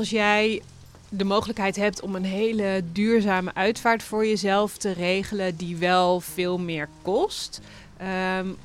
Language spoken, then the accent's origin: Dutch; Overijssel, Netherlands; ik kom uit Twente en als ik dan kijk naar een, een begrafenis, als daar iemand doodging, dan kwam gewoon het hele dorp.